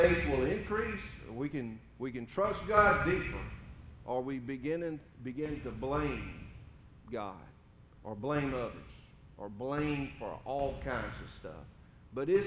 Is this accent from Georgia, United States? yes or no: yes; Middle Georgia, United States; I grew up in Middle Georgia, farming country, pretty much flat land